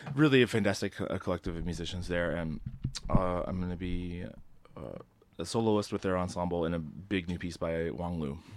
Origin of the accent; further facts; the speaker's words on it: Southern Indiana, United States; I grew up in Southern Indiana